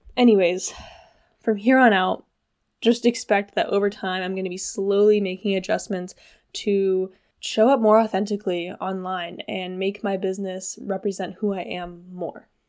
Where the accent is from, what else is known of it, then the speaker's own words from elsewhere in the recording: Washington, United States; now in Hawaii, United States; I have been back home in Washington State, where I'm from